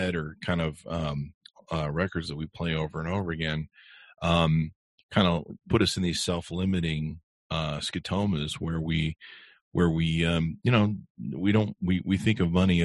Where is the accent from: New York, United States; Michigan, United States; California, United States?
California, United States; Los Angeles; I grew up in Beverly Hills in Hollywood.